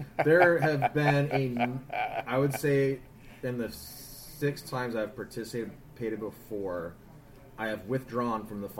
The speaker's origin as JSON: {"language": "English", "town": "Boston", "region": "Massachusetts", "country": "United States", "said": "people know that we're from Boston."}